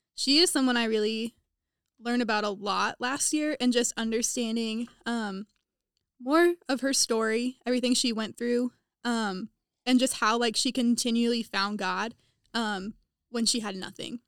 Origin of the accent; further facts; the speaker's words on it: Topeka, Kansas, United States; moved away as an adult; now in Indiana, United States; I am from Topeka, Kansas, which is fifty miles west of Kansas City